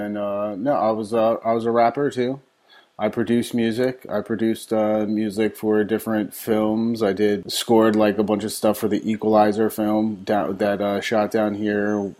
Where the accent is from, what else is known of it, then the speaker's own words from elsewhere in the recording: Elizabeth, New Jersey, United States; moved away as an adult; now in New Orleans, United States; I'm originally from Elizabeth, New Jersey, right outside Newark. I came to New Orleans in 2002 to go to school at Loyola for music industry studies